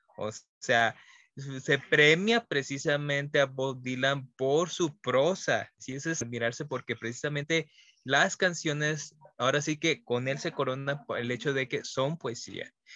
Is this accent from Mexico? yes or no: yes; Mexico; parte de nuestra identidad como mexicano